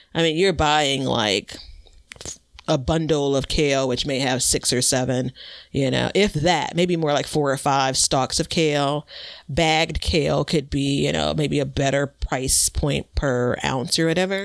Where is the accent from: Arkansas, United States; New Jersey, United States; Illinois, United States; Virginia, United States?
Illinois, United States; Chicago; I'm from Chicago. I live in Chicago